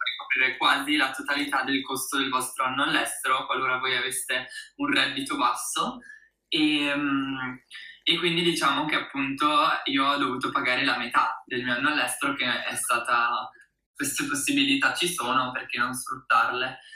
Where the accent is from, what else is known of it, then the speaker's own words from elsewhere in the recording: Italy; also born or lived in United States; del mio paese di nascita, l'Italia